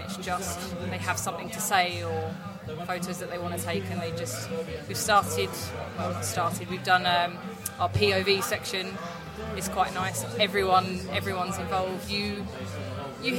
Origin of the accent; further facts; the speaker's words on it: Southend-on-Sea, East of England, United Kingdom; I'm from Southend in Essex